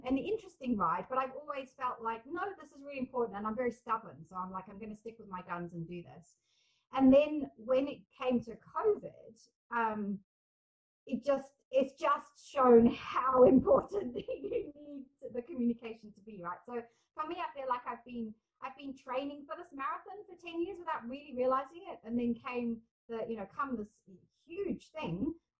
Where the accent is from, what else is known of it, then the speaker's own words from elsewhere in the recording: South Africa; also born or lived in England / Scotland; now in New Zealand; I was very much felt like I had an English identity, although I was growing up as a South African kid. And then when we moved back to England, I was very clearly not English. And then I moved to Scotland.